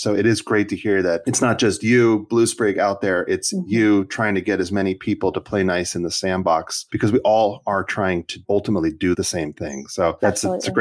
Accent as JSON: {"language": "English", "region": "California", "country": "United States", "said": "I'm a Californian"}